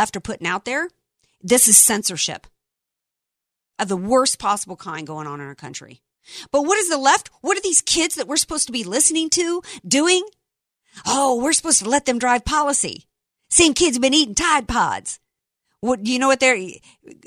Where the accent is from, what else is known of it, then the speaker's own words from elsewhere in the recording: the South, United States; I grew up in the South